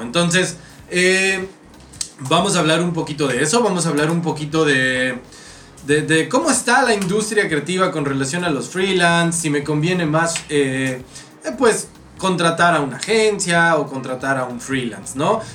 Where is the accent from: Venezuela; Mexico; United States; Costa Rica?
Mexico